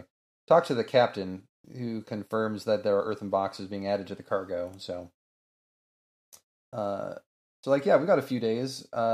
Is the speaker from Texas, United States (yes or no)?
yes; Texas, United States; We're going to need these Winchesters. Trust me. I'm from Texas.